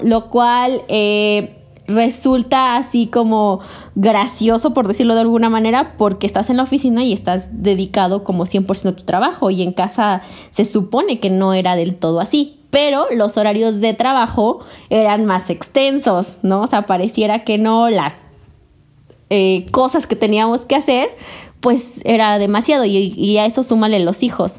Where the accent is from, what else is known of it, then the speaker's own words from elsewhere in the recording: Puebla, Mexico; moved away; also born or lived in Yucatán; soy del estado de Puebla y pues en este momento me encuentro aquí